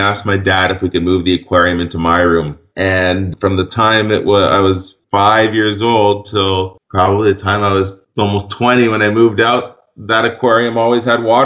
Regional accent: Vancouver, British Columbia, Canada; I grew up in Vancouver, British Columbia

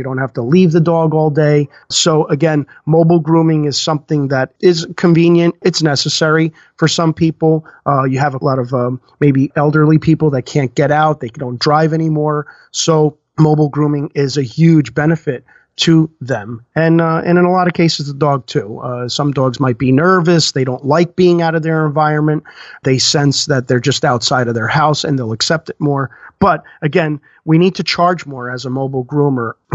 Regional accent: New Jersey, United States; we're from New Jersey

